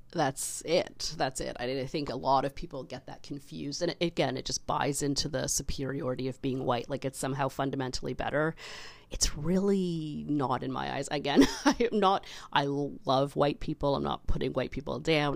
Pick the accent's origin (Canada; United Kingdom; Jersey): Canada; I love being Canadian